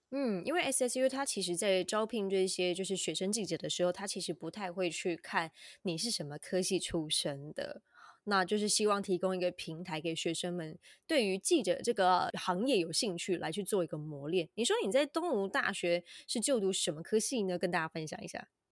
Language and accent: Chinese; Taiwan; 我们台湾人